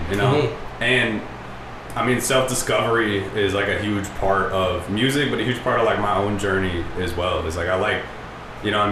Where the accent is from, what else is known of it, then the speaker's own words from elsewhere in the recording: Orange, California, United States; now in Santa Ana, United States; my address has always been Santa Ana, and I grew up in Orange